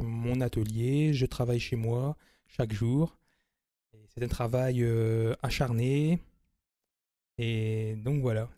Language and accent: French; Amiens, Hauts-de-France, France; Je suis né sur Amiens, j'y vis également